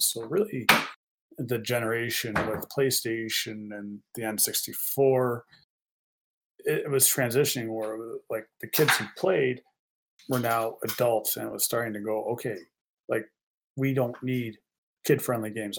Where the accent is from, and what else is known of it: Canada